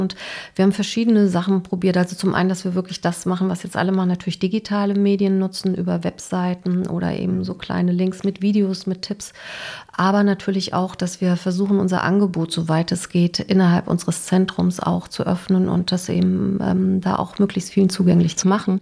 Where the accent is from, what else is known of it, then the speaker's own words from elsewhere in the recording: West Germany, Germany; moved away as an adult; also born or lived in Dresden / Basel; now in Bochum, Germany; als Westdeutsche, die dann im Osten war